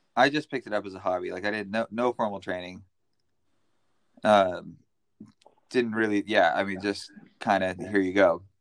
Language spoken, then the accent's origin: English; United States; moved away as an adult; now in Amsterdam, Netherlands; I grew up in Tahoe